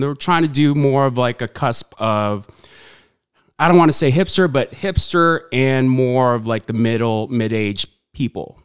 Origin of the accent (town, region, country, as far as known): Huntington Beach, California, United States; born or raised there; also born or lived in Saudi Arabia / Philippines